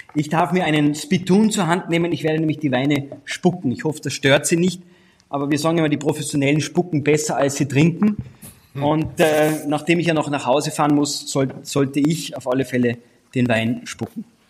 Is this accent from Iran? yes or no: no; Austria; meinem Heimatland Österreich